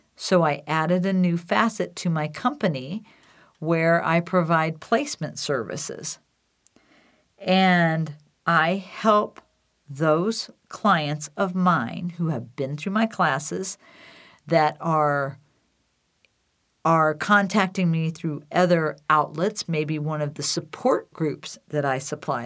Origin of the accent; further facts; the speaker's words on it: Decatur, Illinois, United States; now in Wheat Ridge, United States; Decatur, Illinois, my hometown